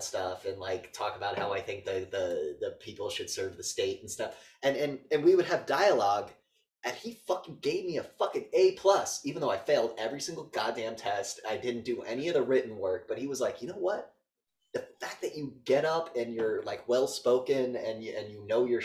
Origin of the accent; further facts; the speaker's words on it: Northeast, United States; I'm from the Northeast